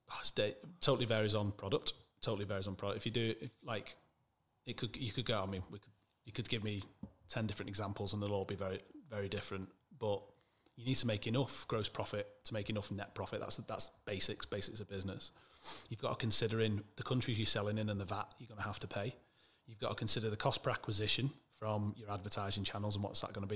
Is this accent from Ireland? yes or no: no; Manchester, North West England, United Kingdom; also born or lived in Wirral / Alderley Edge; I'm from Manchester originally.